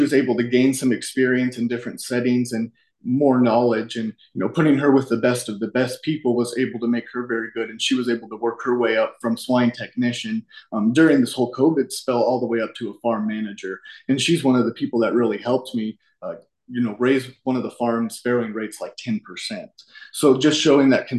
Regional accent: Colorado, United States; I'm from Colorado

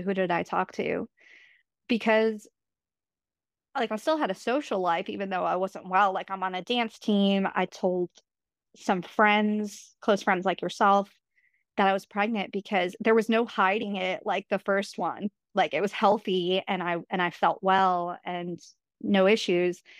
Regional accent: New York, United States; my husband's from Vermont, I'm from New York

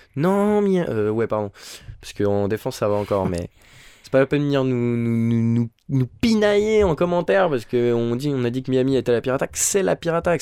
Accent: Switzerland; on est suisse

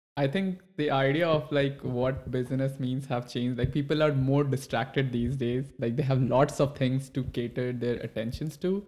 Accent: India; now in United States; when I have moved to U S, I, I come from India.

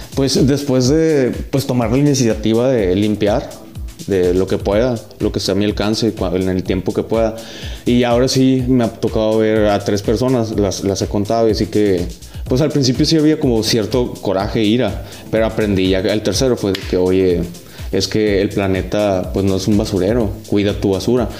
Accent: Ures, Sonora, Mexico; born or raised there; also born or lived in Hermosillo

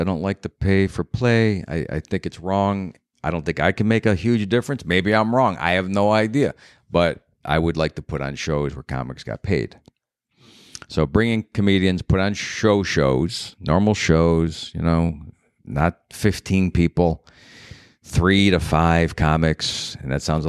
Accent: Cleveland, Ohio, United States; moved away as an adult; now in New York City, United States; I'm from Cleveland.

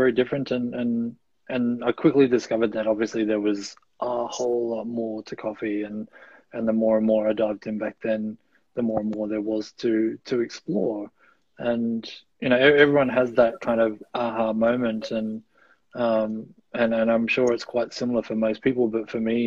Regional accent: Gold Coast, Queensland, Australia; moved away as an adult; also born or lived in Melbourne, Australia; now in New Zealand; I was born in Melbourne. My family moved up to the Gold Coast when I was about 8 years old

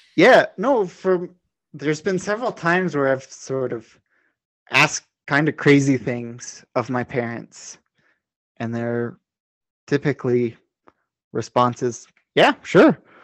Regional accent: New Mexico, United States; where I grew up in New Mexico, actually where I am now

